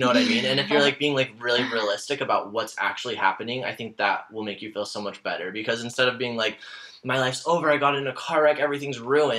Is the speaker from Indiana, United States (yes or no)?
no; Utah, United States; now in Los Angeles, United States; Moving out to LA, that happened 4 years ago almost, which is wild to me because that went by so fast. But I moved from Utah originally, and I used to, like, be super religious and LDS